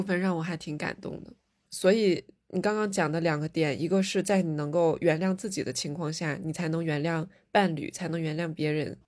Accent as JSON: {"language": "Chinese", "region": "Northeast China", "country": "China", "tie": "born or raised there", "said": "我小时候在餐厅里面很难看到一个人吃饭，尤其是东北的菜份比较大"}